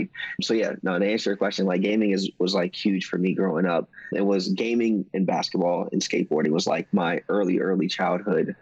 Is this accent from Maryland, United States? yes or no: yes; Maryland, United States; also born or lived in South Carolina; I was born in South Carolina. I was raised in Maryland.